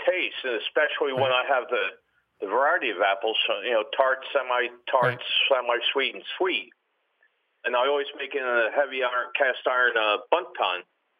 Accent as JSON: {"language": "English", "town": "Newtown Square", "region": "Pennsylvania", "country": "United States", "said": "from Newtown Square, Pennsylvania."}